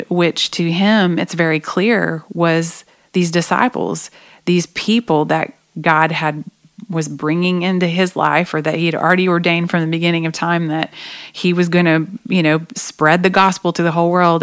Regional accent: Oklahoma, United States; I grew up in Oklahoma

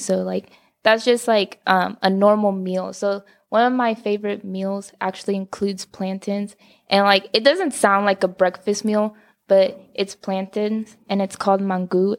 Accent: Dallas, Texas, United States; also born or lived in Carrollton; I grew up in Dallas

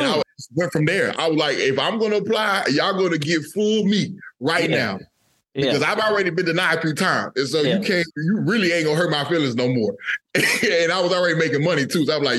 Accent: Texas, United States; moved away as an adult; now in North Carolina, United States; I grew up in Texas

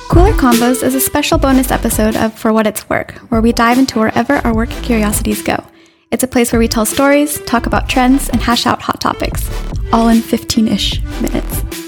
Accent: United States; as an American

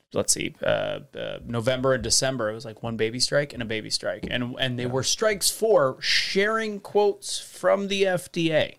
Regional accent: St. Louis, Missouri, United States; born or raised there; also born or lived in Las Vegas, Nevada

